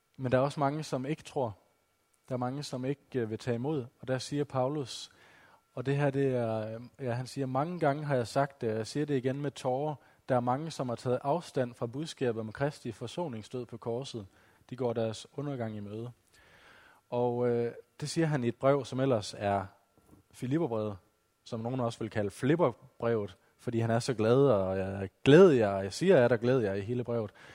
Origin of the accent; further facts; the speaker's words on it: West Jutland, Central Denmark Region, Denmark; now in Odense, Denmark; Som I måske kan høre på min dialekt, så er jeg ikke oprindelig fra Fyn. Jeg kommer fra Vestjylland